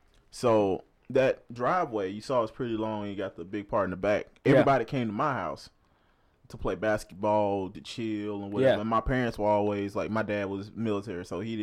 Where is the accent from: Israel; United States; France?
United States; Oakdale, Louisiana; also born or lived in Pineville, Louisiana; So, I grew up in Oakdale